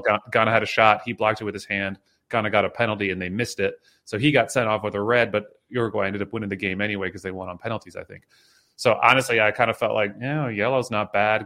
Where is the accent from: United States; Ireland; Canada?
United States; State College, Pennsylvania; I grew up in State College, so I'm, like, a Penn State guy